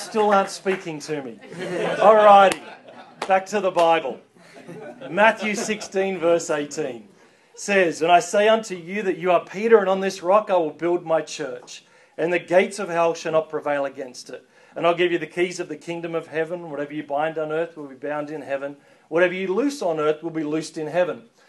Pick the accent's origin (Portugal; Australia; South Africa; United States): Australia; I'm not an American, I'm an Australian